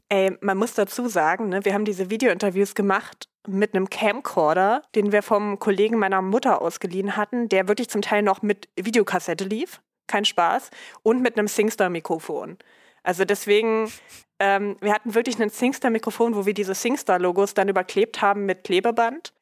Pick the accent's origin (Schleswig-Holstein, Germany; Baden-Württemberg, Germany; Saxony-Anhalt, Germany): Saxony-Anhalt, Germany; Dessau; in meiner Heimatstadt in Dessau